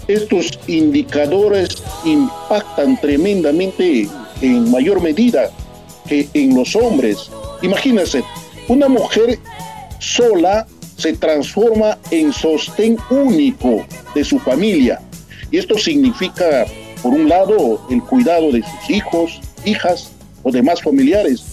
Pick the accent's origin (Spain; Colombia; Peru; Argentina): Peru; moved away; en mi país